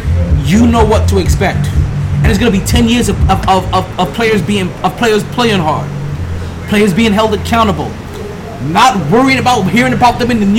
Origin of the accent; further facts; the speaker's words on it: New York, United States; As a New Yorker, right?